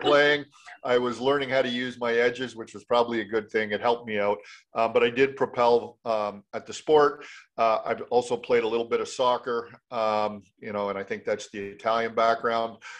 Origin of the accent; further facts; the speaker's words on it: Canada; I'm a Canadian